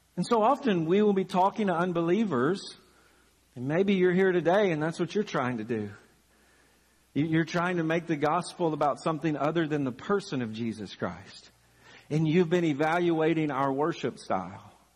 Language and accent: English; Chapel Hill, Tennessee, United States; moved away as an adult; also born or lived in Birmingham, Alabama; now in Lexington, United States; one of the churches that I grew up uh, in, in Chapel Hill, Tennessee